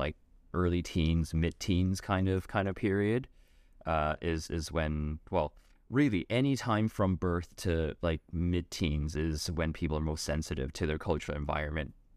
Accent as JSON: {"language": "English", "town": "Vancouver", "region": "British Columbia", "country": "Canada", "tie": "born or raised there", "said": "my experience growing up in Vancouver"}